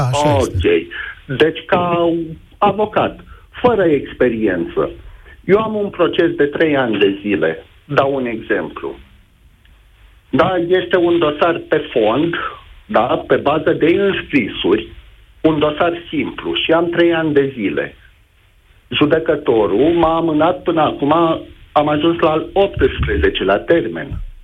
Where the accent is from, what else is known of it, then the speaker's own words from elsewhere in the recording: Neamț County, Romania; sunt din Neamț